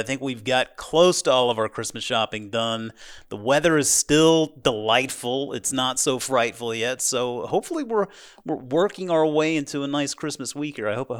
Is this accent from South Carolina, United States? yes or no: yes; South Carolina, United States; I grew up in South Carolina, but fortunately had parents that took us out west for some vacations.